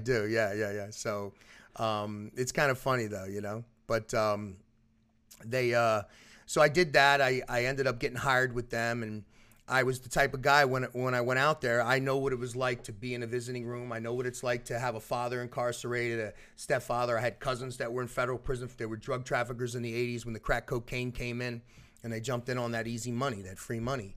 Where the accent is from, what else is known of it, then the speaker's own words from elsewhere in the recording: Philadelphia, Pennsylvania, United States; now in Orlando, United States; I was born in Philadelphia. I'm originally from South Philadelphia